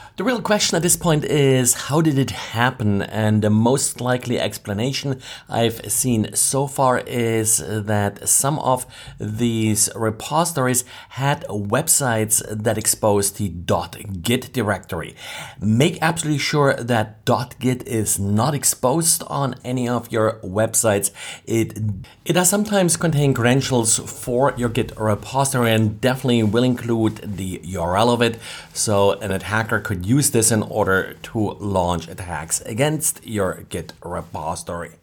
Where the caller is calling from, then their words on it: Jacksonville, Florida, United States; I'm calling from Jacksonville, Florida